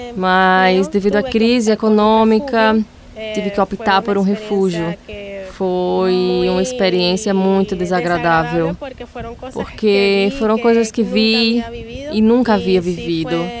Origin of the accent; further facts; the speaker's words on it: Venezuela; Portuguese is a second language; moved away as an adult; now in Paraíba, Brazil; quando saí da Venezuela